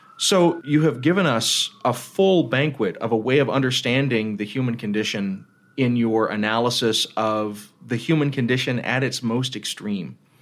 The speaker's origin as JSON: {"language": "English", "country": "United States", "said": "I'm an American"}